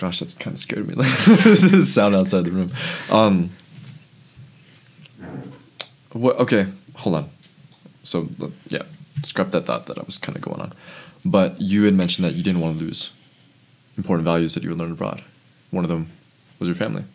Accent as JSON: {"language": "English", "country": "United States", "said": "living here as an American citizen"}